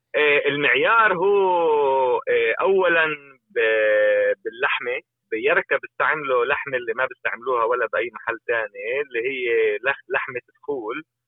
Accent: Palestine; احنا كفلسطينيين

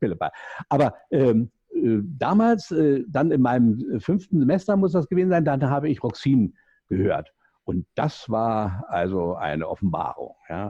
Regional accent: Berlin, Germany; accent: Berlin; Sie hören ja aus meinem äh, Jargon ein bisschen raus, ich bin Berliner

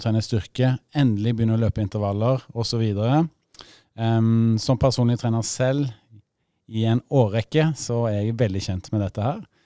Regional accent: Rogaland, Norway; moved away; Vi sier jo takk for det gamle der jeg kommer fra, i Rogaland

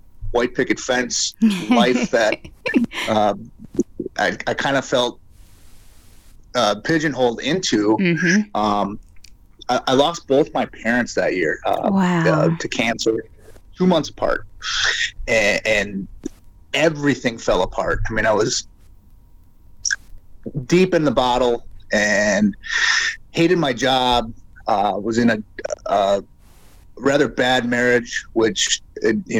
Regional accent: Door County, Wisconsin, United States; I grew up in Door County, Wisconsin

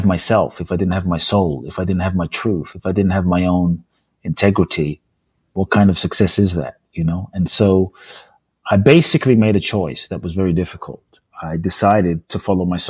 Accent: London, United Kingdom; born or raised there; also born or lived in Ghana; now in United States

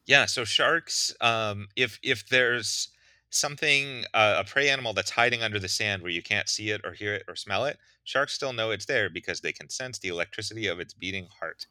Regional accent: Pittsburgh, Pennsylvania, United States; I grew up in Pittsburgh, pretty far from the ocean

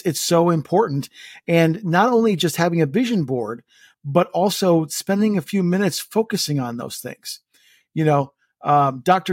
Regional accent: Estonia; moved away; my home country, which is Estonia

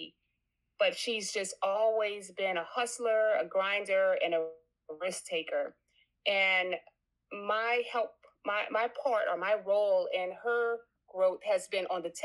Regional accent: New Orleans, Louisiana, United States; native New Orleanian, and I think that I should share that I'm first generation here.

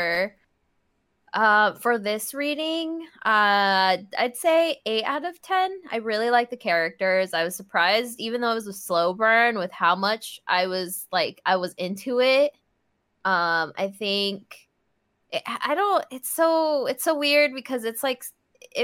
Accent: United States; as an American

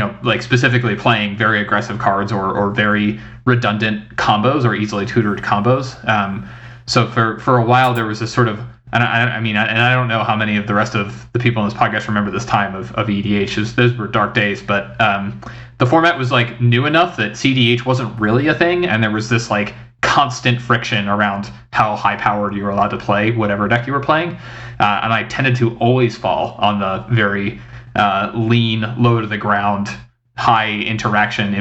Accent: Northeast, United States; I grew up in the Northeast

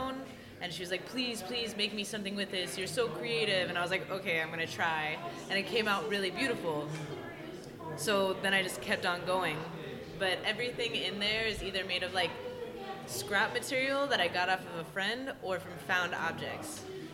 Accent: New Orleans, Louisiana, United States; I'm from New Orleans, so it's a really heavy-duty costuming culture

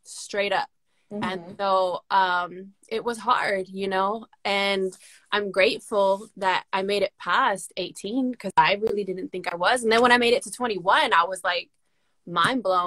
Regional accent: Los Angeles, California, United States; I grew up in the San Fernando Valley, Los Angeles County

